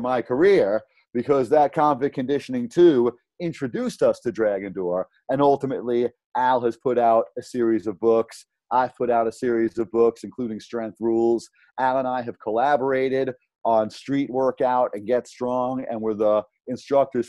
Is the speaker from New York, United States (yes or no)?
yes; New York City, New York, United States; I grew up in South Brooklyn